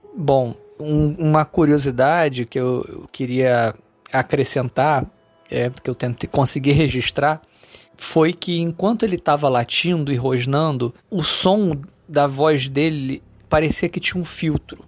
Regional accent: Rio de Janeiro, Brazil; sou do Rio de Janeiro

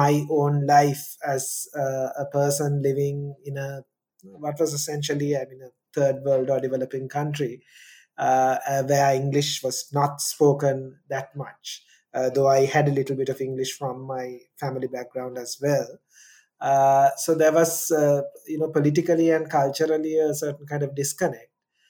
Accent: Kandy, Central Province, Sri Lanka; first language Sinhala; English is a second language; I grew up in Sri Lanka in a town in the middle of the country called Kandy.

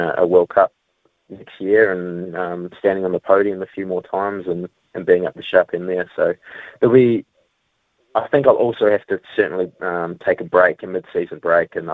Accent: New Zealand; a Kiwi rider

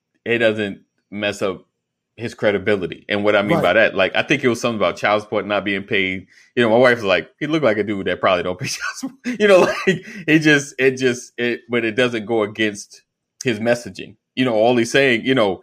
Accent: New York, United States; I'm from New York

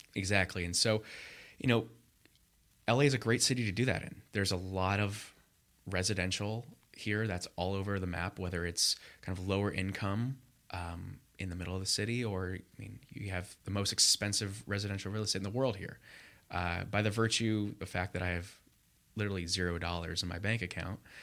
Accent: Los Angeles, California, United States; moved away as an adult; also born or lived in Michigan / Chicago; now in Los Angeles, United States; grew up in the L A area

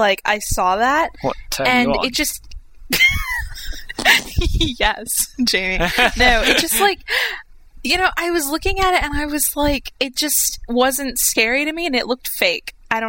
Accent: Georgia, United States; Because I'm from Georgia.

